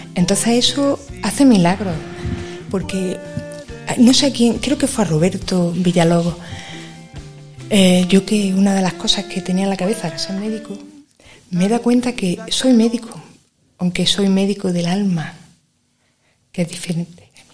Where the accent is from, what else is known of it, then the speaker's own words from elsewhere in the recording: Granada, Andalusia, Spain; yo soy de Granada, de toda la vida